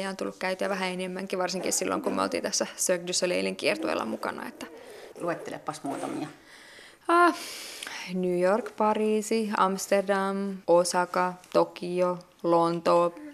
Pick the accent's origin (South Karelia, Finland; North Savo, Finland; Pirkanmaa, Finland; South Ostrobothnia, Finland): Pirkanmaa, Finland; Tampere; Mä oon itse kotoisin Tampereelta